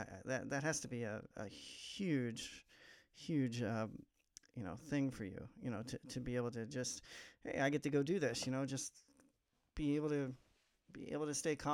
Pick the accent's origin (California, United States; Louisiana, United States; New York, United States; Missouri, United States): Missouri, United States; also born or lived in Nashville, Tennessee; I'm not from Nashville. I'm actually from Missouri, but I did live in Nashville for a couple years